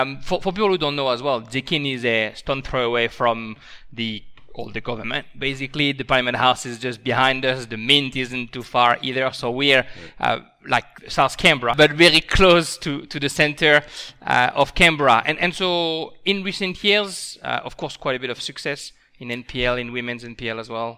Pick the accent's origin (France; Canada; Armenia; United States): France; now in Australia; as a French person